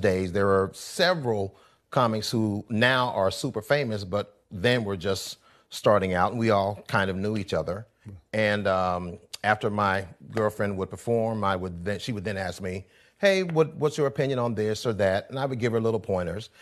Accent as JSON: {"language": "English", "town": "Columbus", "region": "Georgia", "country": "United States", "tie": "born or raised there", "also_born_or_lived": "Atlanta, Georgia", "moved": "as an adult", "lives_now": "Los Angeles, United States", "said": "I was born in Atlanta, but I was raised in Columbus, Georgia"}